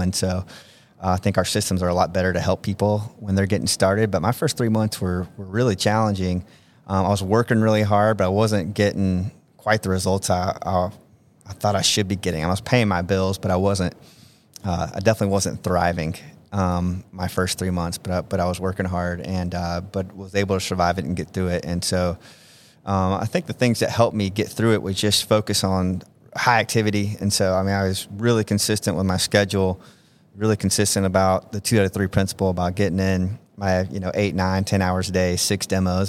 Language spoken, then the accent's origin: English; Georgia, United States; moved away as an adult; also born or lived in Omaha, Nebraska; I'm from Georgia